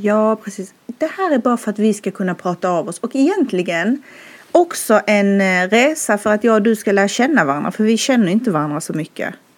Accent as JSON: {"language": "Swedish", "region": "Skåne", "country": "Sweden", "tie": "born or raised there", "moved": "as an adult", "lives_now": "Stockholm, Sweden", "said": "jag bor i Stockholm men jag är som du hör från Skåne. Jag är uppvuxen där"}